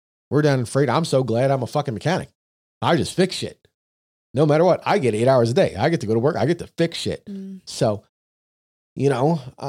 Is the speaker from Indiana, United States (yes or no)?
no; New York, United States; we're from New York, so it dusted.